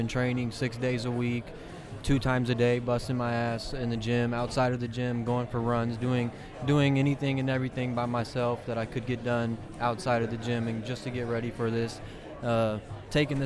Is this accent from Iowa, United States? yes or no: yes; Davenport, Iowa, United States; I'm from Davenport